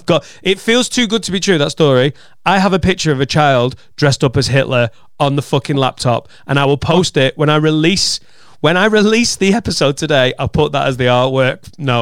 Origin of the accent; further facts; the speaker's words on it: Wales, United Kingdom; Now, we're from Wales, and my mate has a very non-Welsh name.